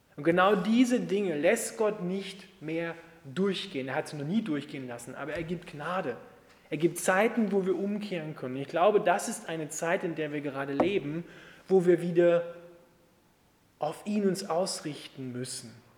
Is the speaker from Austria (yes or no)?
yes; Austria; bei uns in Österreich